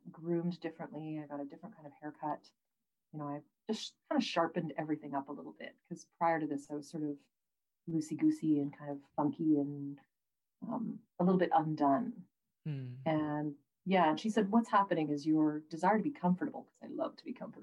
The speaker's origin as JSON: {"language": "English", "town": "Prince George", "region": "British Columbia", "country": "Canada", "tie": "born or raised there", "said": "I grew up in Prince George, right? So it's like the beard gravel pit capital of BC."}